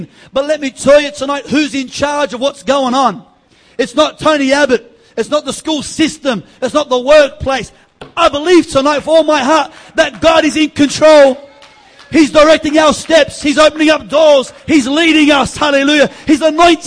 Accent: East Coast, Australia; we're from the East Coast.

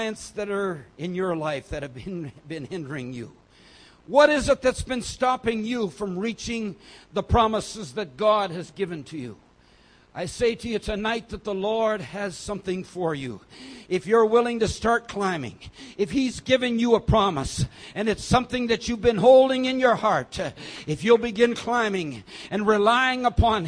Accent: South India, India; I was born and raised in South India, approximately 2,000 meters high

